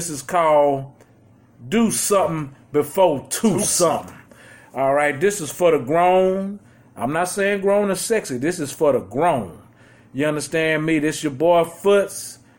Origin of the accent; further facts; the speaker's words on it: Houston, Texas, United States; Just to let y'all know, we are from Houston, Texas, man.